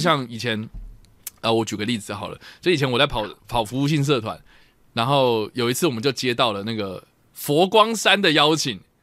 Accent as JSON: {"language": "Chinese", "country": "Taiwan", "said": "我们要鼓励的是我们台湾人爱用的七"}